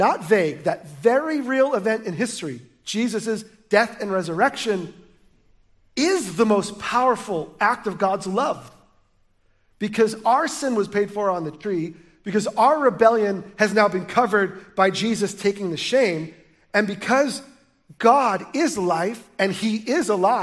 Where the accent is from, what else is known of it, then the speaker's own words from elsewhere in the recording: United States; We're American